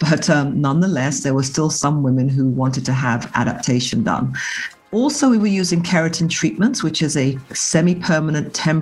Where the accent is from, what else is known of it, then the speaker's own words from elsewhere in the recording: England, United Kingdom; growing up in England